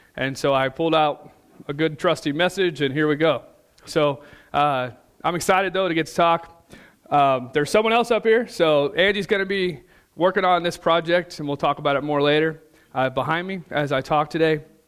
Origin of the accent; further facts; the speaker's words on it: Missouri, United States; moved away; some of my friends back home, we're from Missouri originally